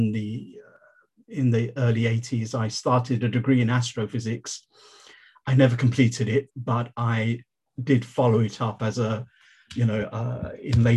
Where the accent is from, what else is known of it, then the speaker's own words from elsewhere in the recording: London, United Kingdom; I born and bred in London